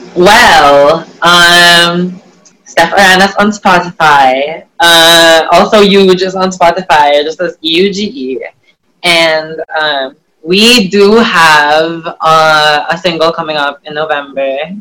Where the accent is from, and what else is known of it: Philippines